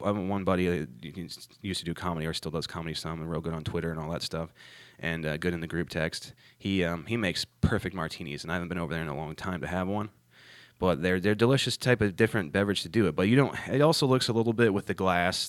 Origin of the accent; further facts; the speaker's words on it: Ohio, United States; moved away as an adult; now in North Carolina, United States; I'm from Ohio originally